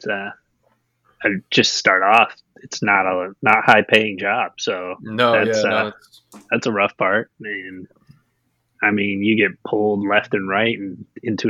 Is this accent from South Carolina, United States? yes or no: no; Coutts, Indiana, United States; also born or lived in South Bend, Indiana; now in Indianapolis, United States; grew up in the small town of Coutts, Indiana